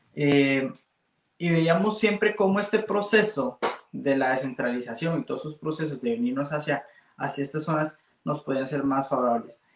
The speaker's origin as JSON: {"language": "Spanish", "country": "Costa Rica", "said": "Como buenos costarricenses"}